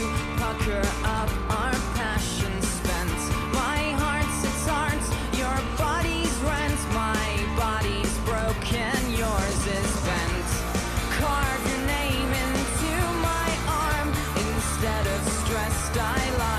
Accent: Burnie, Tasmania, Australia; in Tassie, I'm from Burnie, which was like the city that people made fun of in Tassie.

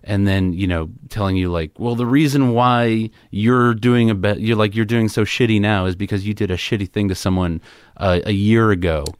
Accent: New York City, New York, United States; I grew up in Queens, New York

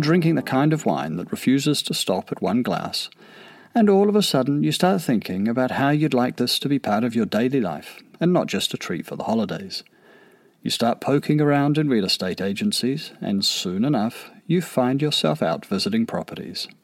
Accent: New Zealand; I'm a New Zealander

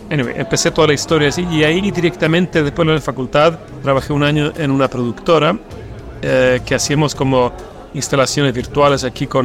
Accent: Stockholm, Stockholm County, Sweden; Spanish is a second language; Soy sueco y más argentina. Nací en Suecia, nací en Estocolmo.

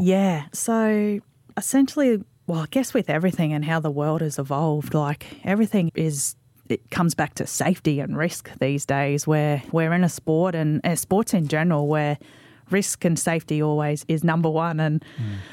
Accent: Mackay, Queensland, Australia; I'm a local girl. I'm from Mackay

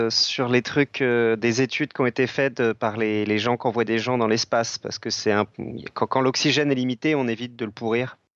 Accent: Belgium; Déjà, je suis belge, donc c'est mal parti.

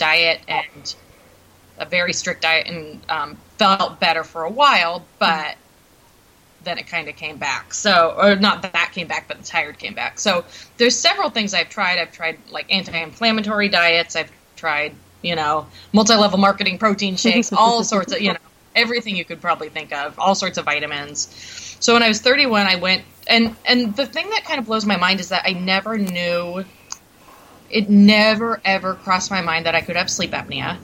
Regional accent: Bellingham, Washington, United States; also born or lived in Seattle; When I was 18, I moved from my hometown of Bellingham down to Seattle

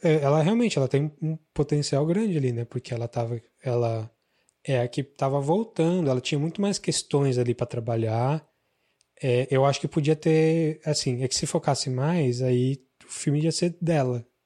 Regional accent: Araraquara, São Paulo, Brazil; moved away; tava louco para fugir de Araraquara e fugi e nunca mais voltei

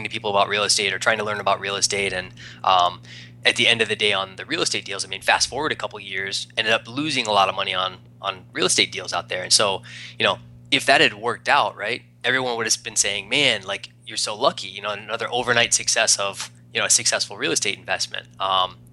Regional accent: East Coast, United States; moved away as an adult; also born or lived in Arizona; I'm from the East Coast, moved out to Arizona to do real estate

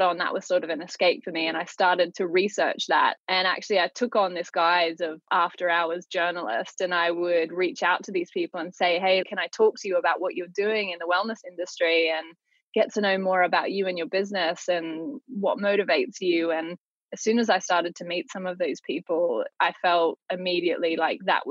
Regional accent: Australia; now in London, United Kingdom; I grew up in Australia

